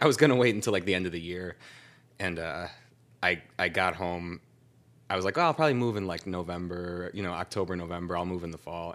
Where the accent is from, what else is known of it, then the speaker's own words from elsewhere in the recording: Clinton Township, Michigan, United States; moved away as an adult; also born or lived in Warren, Michigan / Macomb, Michigan / Kalamazoo, Michigan; I was born in Warren. I mostly grew up in a town called, uh, Clinton Township